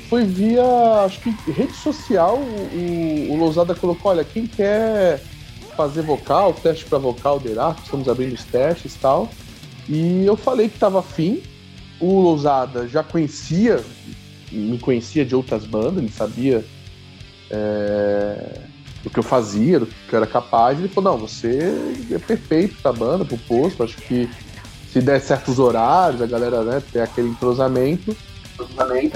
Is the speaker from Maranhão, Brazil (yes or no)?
no; Santos, São Paulo, Brazil; eu sou de Santos